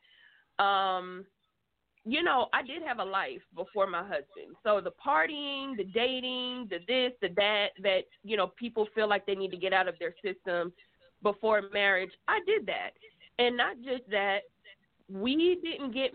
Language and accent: English; Atlanta, Georgia, United States; moved away as an adult; now in California, United States; I was born and raised in Atlanta